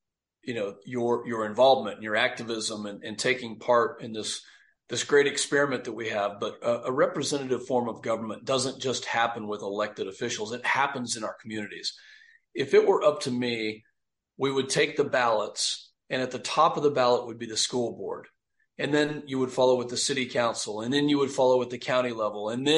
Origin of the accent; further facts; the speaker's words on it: Texas, United States; I grew up in Texas in a ranching family